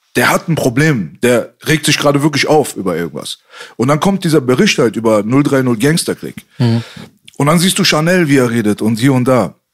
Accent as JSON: {"language": "German", "region": "Berlin", "country": "Germany", "said": "bei uns in Kreuzberg"}